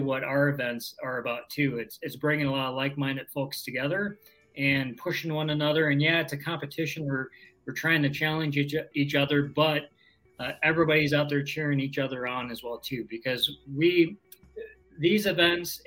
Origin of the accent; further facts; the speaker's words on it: Southern Wisconsin, United States; I am from Southern Wisconsin